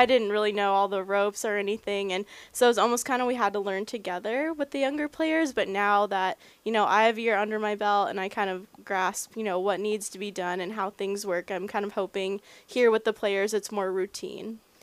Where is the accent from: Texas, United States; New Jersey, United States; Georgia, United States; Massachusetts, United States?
Texas, United States; Dallas; now in Portland, Maine, United States; growing up in Dallas, that's where everything started